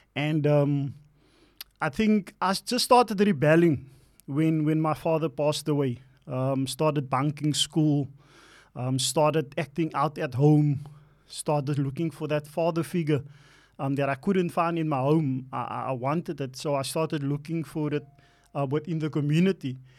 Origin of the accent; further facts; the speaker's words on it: Cape Town, Western Cape, South Africa; also born or lived in Elsies River; So I was born in Alsis and we moved, um, to Mitzels Plain. That's where I actually started growing up in Mitzels Plain